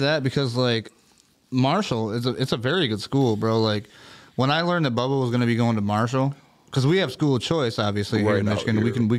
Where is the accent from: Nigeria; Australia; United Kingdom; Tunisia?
Tunisia; I'm from Tunisia.